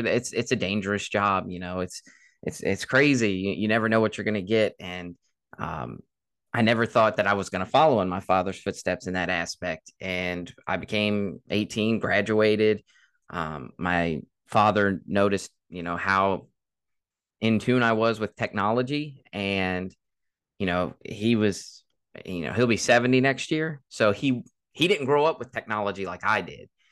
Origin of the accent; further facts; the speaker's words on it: Caroline County, Virginia, United States; born and raised in Caroline